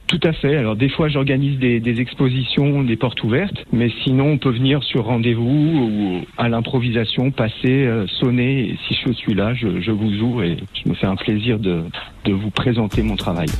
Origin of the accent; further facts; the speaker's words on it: Aix-les-Bains, Auvergne-Rhône-Alpes, France; Je suis originaire d'Aix-les-Bains, mais je suis re-, je suis resté dans, dans les environs.